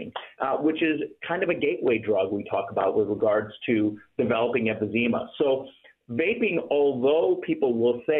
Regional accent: Toledo, Ohio, United States; I grew up in Ohio, in Toledo, Ohio

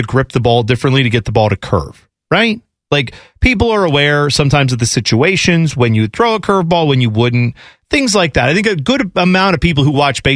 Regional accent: United States; we grew up in America for the most part.

